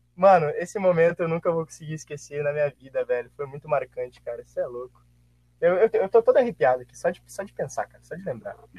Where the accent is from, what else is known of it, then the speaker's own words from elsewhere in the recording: Santa Maria, Rio Grande do Sul, Brazil; eu nasci, vivi, tô morrendo aqui em Santa Maria, né, cara? Eu gaúcho desde sempre